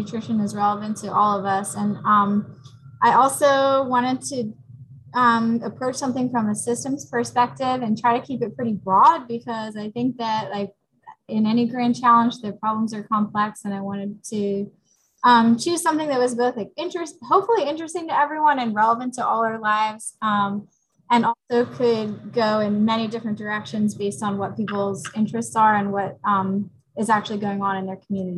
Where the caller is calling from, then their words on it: New Jersey, United States; So I am coming in from New Jersey. I teach at the Salem County Vocational High School.